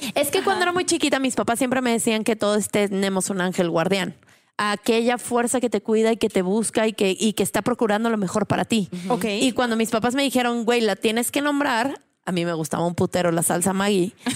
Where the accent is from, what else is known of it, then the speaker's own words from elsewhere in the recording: San Luis Potosí, Mexico; moved away as an adult; also born or lived in Puebla / Mexico City; Yo nací en San Luis Potosí y soy de una familia, pues claramente súper católica